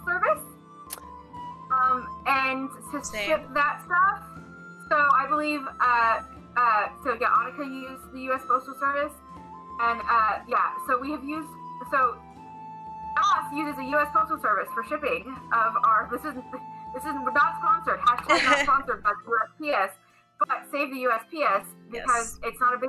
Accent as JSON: {"language": "English", "region": "Wales", "country": "United Kingdom", "accent": "Welsh", "said": "My Welsh accent had gone well into the like either that or just straight Midwestern."}